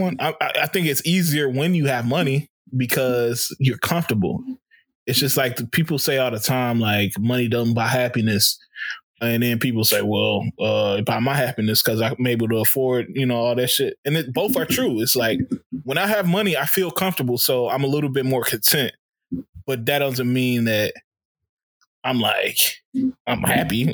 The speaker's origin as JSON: {"language": "English", "town": "Chicago", "region": "Illinois", "country": "United States"}